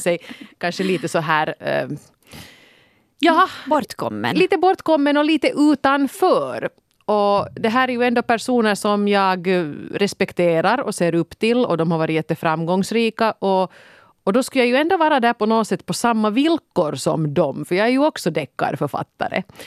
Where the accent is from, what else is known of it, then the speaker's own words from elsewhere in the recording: Finland; jag är deckarförfattare från Finland